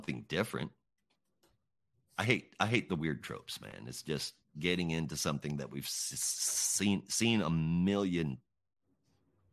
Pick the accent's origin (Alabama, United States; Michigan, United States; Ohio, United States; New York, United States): Michigan, United States; I grew up in Michigan